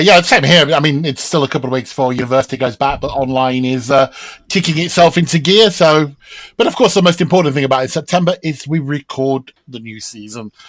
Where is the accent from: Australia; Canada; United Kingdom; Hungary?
United Kingdom; as a Brit